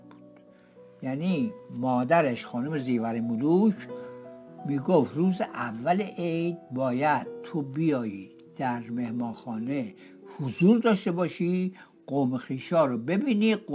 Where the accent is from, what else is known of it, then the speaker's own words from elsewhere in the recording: Tehran, Tehran Province, Iran; من تهرانی هستم و در منطقه چهارراه مخبر دوله متولد شدم